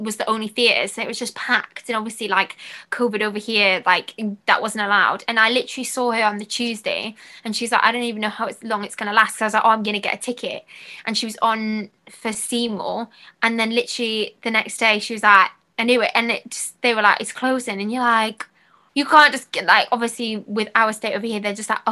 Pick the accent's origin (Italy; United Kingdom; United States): United Kingdom; Newcastle upon Tyne, North East England; I'm from Newcastle